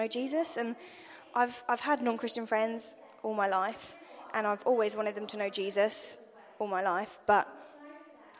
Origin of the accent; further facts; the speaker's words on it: London, United Kingdom; now in Attleborough, United Kingdom; I'm from London